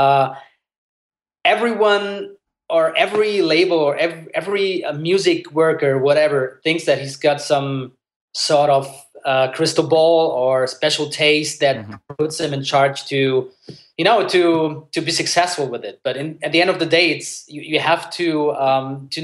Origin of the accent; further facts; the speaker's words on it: Germany; English is a second language; I was born in Germany, but I grew up bilingual, so my parents were just speaking at home in Italian